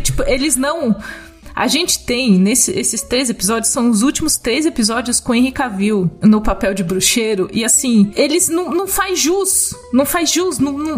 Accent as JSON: {"language": "Portuguese", "town": "Cajamar", "region": "São Paulo", "country": "Brazil", "said": "não tem nada na minha terra, assim, eu gosto muito de Cajamar, mas nada acontece"}